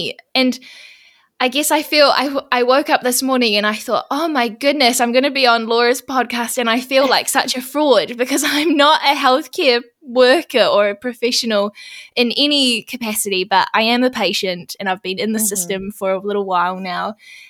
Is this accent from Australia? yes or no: no; New Zealand; I'm from New Zealand, if you can't tell from my accent already.